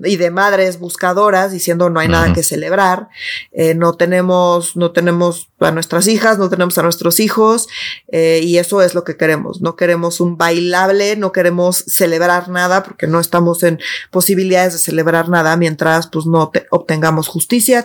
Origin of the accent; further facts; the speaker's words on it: Mexico City, Mexico; yo sí soy esa chilanga